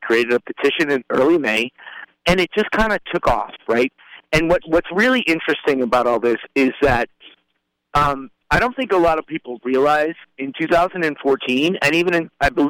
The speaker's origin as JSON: {"language": "English", "town": "Bronx", "region": "New York", "country": "United States", "tie": "born or raised there", "also_born_or_lived": "Puerto Rico", "said": "I grew up in Puerto Rico and I grew up in the Bronx."}